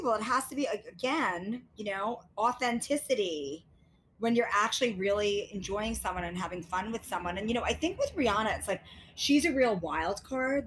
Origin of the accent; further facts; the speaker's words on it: New York City, New York, United States; I'm from Queens. We're both outer borough girls.